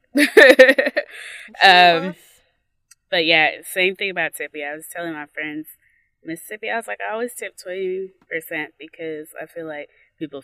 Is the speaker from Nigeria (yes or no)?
yes; Nigeria; As a Nigerian